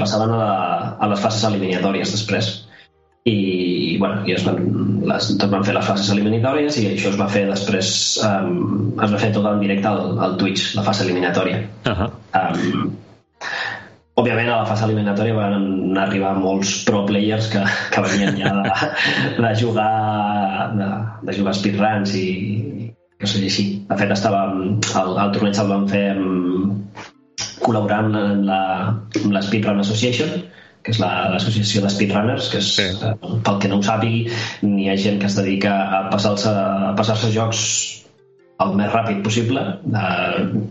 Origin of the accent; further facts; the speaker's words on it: Sant Joan Despí, Catalonia, Spain; Jo no sóc de Barcelona capital, sóc de Sant Joan d'Espí